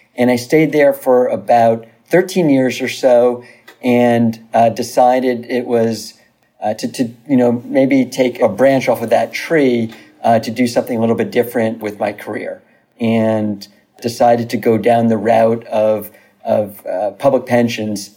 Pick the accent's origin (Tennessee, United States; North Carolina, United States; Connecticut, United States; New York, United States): New York, United States; New Rochelle; moved away as an adult; now in Los Angeles, United States; originally from uh, Westchester County, from New Rochelle, New York. Uh, went to New Rochelle High School